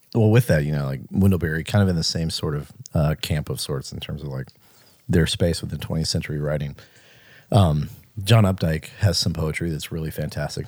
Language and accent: English; Mississippi, United States; born or raised there